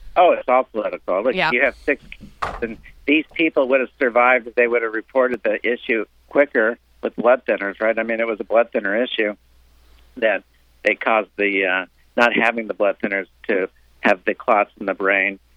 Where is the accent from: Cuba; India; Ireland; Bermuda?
Cuba; now in South Florida, United States; we came from Cuba